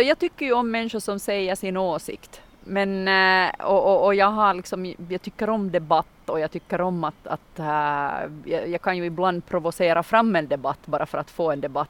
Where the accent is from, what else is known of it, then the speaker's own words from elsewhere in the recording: Munsala, Ostrobothnia, Finland; i Munsala då, min hembygd, så har vi ju vårt uttryck som är att jag är från Munsala